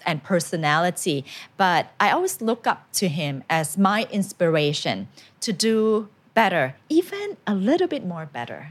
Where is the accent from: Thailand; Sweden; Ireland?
Thailand; English is a second language; I went to a Thai school